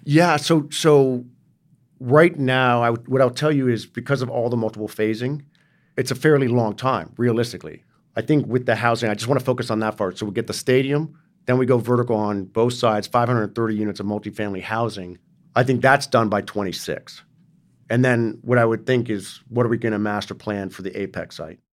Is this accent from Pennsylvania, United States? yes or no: no; New York City, New York, United States; also born or lived in San Francisco Bay Area; now in Los Angeles, United States; I grew up in New York City